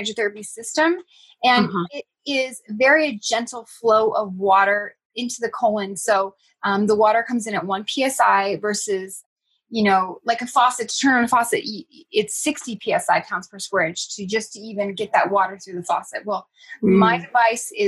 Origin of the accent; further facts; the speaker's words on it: Northern California, United States; I grew up in Northern California, and my family, my aunt and uncle had a dairy farm.